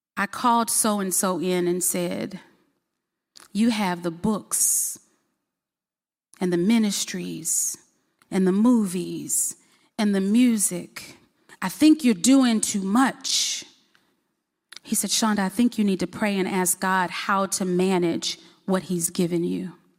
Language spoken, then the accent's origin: English; Baton Rouge, Louisiana, United States; now in Huntsville, United States; I was born in Baton Rouge, Louisiana, and I always forget. I never want to tell people I'm from Alabama. I don't know why. Um, but we live in Huntsville, Alabama